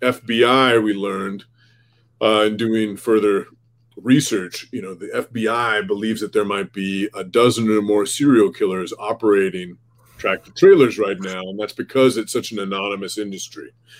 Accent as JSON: {"language": "English", "region": "Oregon", "country": "United States", "tie": "born or raised there", "moved": "as an adult", "lives_now": "Minnesota, United States", "said": "I grew up in Oregon actually. And I've lived in the Midwest for some time now. I've lived in Minnesota alone for 9 years"}